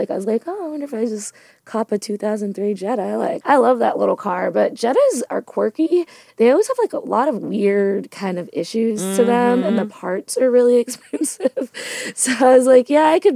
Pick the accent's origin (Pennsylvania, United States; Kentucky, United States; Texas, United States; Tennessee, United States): Kentucky, United States; Louisville; also born or lived in Philippines; we came to the States when I was about one because my dad's family is here in Louisville